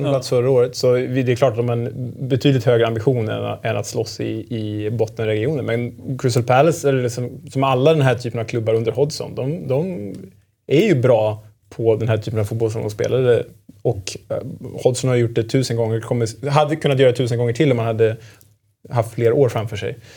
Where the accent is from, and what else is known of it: outside Stockholm, Stockholm County, Sweden; born or raised there; also born or lived in Germany